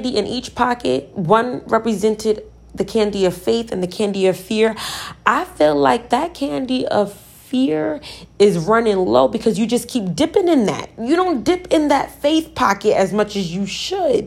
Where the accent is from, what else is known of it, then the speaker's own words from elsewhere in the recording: Virginia, United States; I'm from Virginia